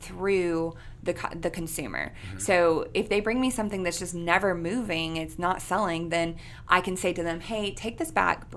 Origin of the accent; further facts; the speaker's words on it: McKinney, Texas, United States; also born or lived in Louisiana; now in Shreveport, United States; I'm from McKinney, Texas. It's north of Dallas